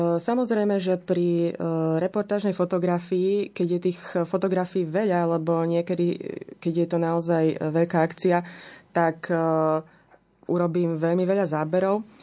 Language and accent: Slovak; Slovakia; u nás doma na Slovensku